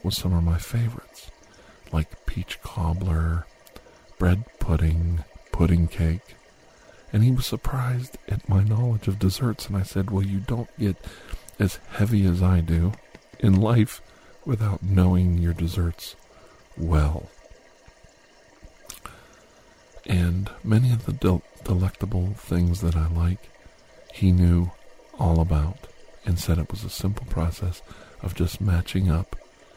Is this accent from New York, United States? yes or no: no; Ohio, United States; I grew up in Ohio